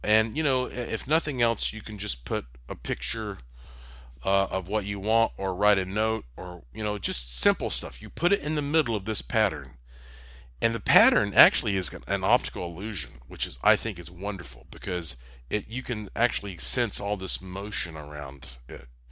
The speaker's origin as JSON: {"language": "English", "region": "North Carolina", "country": "United States", "said": "I am from North Carolina, the Tobacco State"}